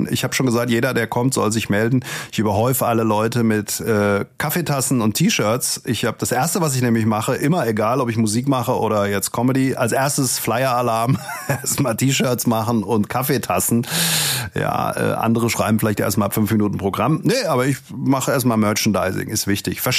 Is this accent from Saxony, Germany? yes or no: no; Langen, Hesse, Germany; Ähm, ich komme ja eigentlich aus Langen. Langen liegt zwischen Frankfurt und Darmstadt.